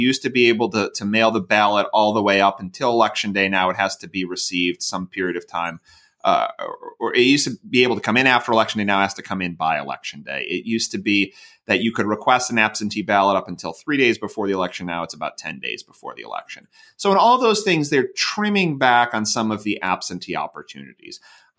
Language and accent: English; Iowa, United States; So I come from Iowa, so I can think about this.